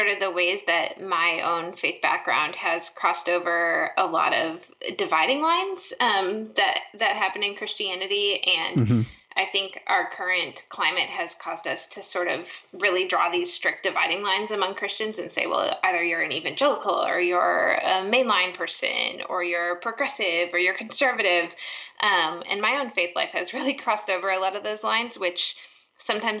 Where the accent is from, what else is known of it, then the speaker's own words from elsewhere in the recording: Minnesota, United States; growing up in Minnesota